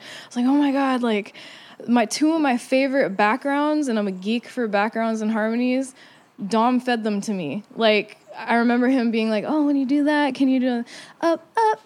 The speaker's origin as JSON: {"language": "English", "town": "Santa Cruz", "region": "California", "country": "United States", "tie": "born or raised there", "moved": "yes", "said": "growing up in Santa Cruz"}